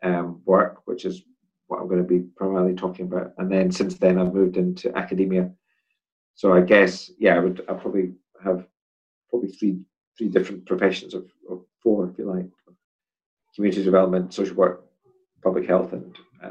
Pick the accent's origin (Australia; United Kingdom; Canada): United Kingdom; Edinburgh, Scotland; In Edinburgh. Place called Portobello.